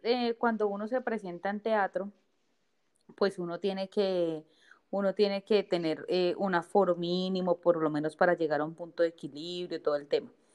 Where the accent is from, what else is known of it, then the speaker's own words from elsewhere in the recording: Bogotá, Colombia; moved away as an adult; now in Villavicencio, Colombia; yo nací en Bogotá y me vine a vivir acá a Villavicencio hace más o menos como unos 12 años